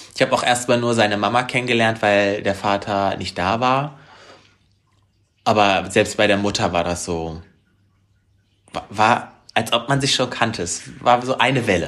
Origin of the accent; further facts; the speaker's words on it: Harz, Germany; moved away; also born or lived in Hanover; meine alte Heimat, den Harz